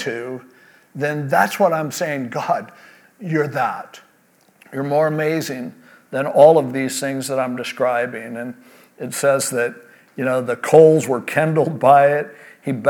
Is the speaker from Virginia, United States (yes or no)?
no; California, United States; born and raised in California like me